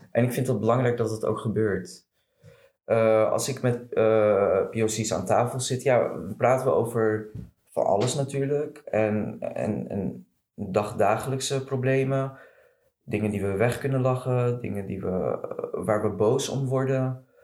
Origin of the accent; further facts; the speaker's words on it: Morocco; Maar ja, voor mij persoonlijk, als Marokkaan zijnde. En Marokko is natuurlijk een islamitisch land.